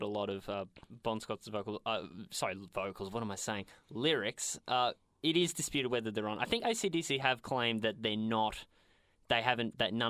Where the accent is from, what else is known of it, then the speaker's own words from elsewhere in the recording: Australia; We're Australian. … is kind of in our veins from birth.